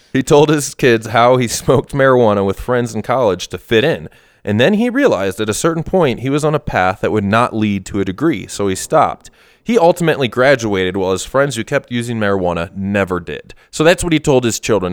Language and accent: English; Wisconsin, United States; moved away; my parents took me to a speech back in Wisconsin